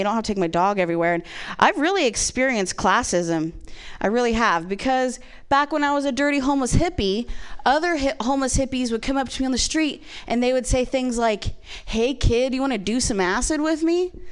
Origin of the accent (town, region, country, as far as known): Ohio, United States; born or raised there; moved away